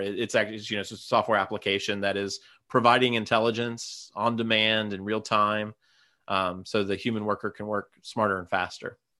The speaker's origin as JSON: {"language": "English", "town": "Gallipolis", "region": "Ohio", "country": "United States", "tie": "born or raised there"}